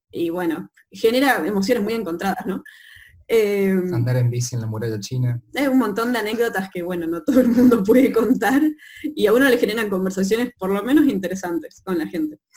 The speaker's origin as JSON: {"language": "Spanish", "region": "Chaco", "country": "Argentina", "said": "yo en realidad soy chaqueña también del norte de Argentina"}